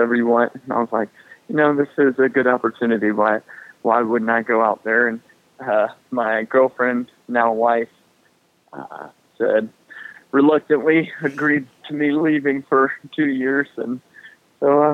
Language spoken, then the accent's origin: English; North Carolina, United States; I'm a North Carolinian, and I love Charlotte